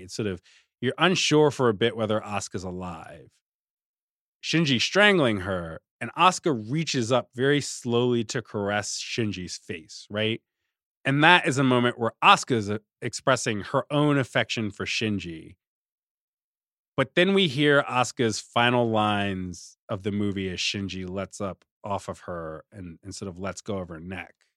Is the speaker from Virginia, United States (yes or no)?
yes; Richmond, Virginia, United States; I grew up in Richmond